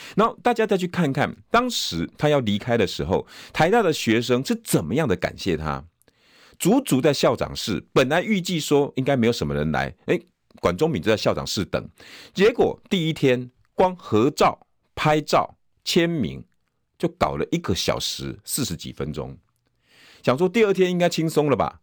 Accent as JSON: {"language": "Chinese", "region": "New Taipei", "country": "Taiwan", "tie": "born or raised there", "said": "我的故乡新北市"}